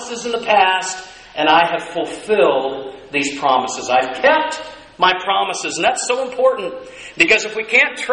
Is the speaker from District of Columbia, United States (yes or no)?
no; Alva, Oklahoma, United States; I was born in Alva, Oklahoma